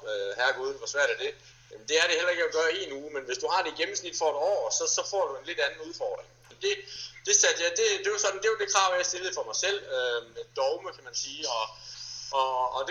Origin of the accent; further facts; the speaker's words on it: Viborg, Central Denmark Region, Denmark; Hjemme i Viborg har vi en 18 km enkeltstartsrute